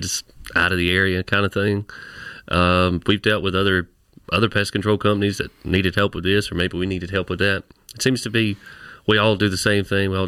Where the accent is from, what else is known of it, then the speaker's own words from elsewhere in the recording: Benson, North Carolina, United States; I'm from Benson, North Carolina, which is a small little just podunk town farming community